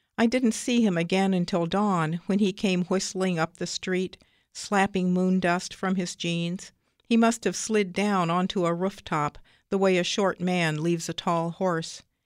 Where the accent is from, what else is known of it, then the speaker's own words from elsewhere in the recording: Troy, Ohio, United States; I'm from Troy, Ohio